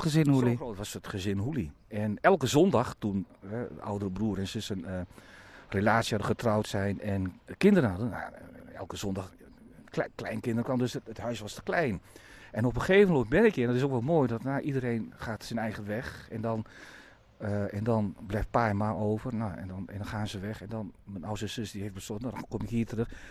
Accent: Bovensmilde, Drenthe, Netherlands; moved away as an adult; also born or lived in Vaassen; ik woon nu op een, eh, op een steenwoord afstand waar mijn ouders hebben gewoond en waar ik ben opgegroeid vanaf mijn negende jaar

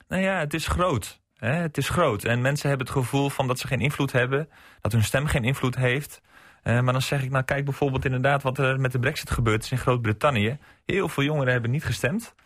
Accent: Sneek, Friesland, Netherlands; now in Makkinga, Netherlands; ik kom van oorsprong uit Sneek. Wij zijn eh, op een gegeven moment verhuisd naar Oost-Stellingwerf.

